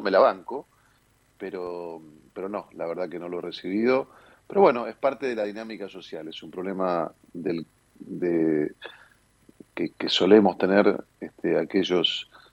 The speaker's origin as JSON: {"language": "Spanish", "region": "Buenos Aires", "country": "Argentina", "tie": "born or raised there", "said": "soy porteño, eh, nací en esta mi ciudad"}